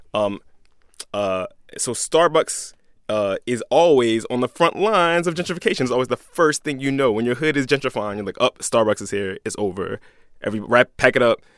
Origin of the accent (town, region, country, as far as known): Philadelphia, Pennsylvania, United States